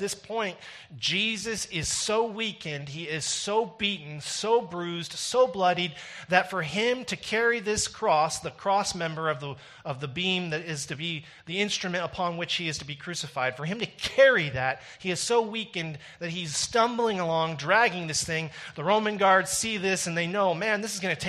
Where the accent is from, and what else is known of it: Canada